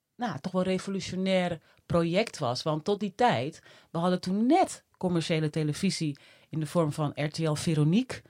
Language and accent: Dutch; Netherlands; also born or lived in Suriname; ik was anderhalf. En eh, nou ja, sindsdien eh, wonen wij hier